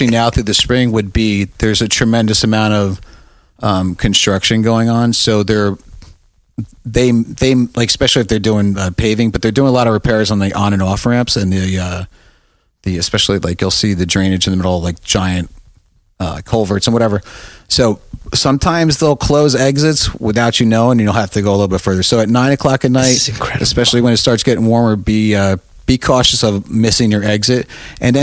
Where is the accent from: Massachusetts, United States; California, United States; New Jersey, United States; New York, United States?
New Jersey, United States; South River; I'm from South River.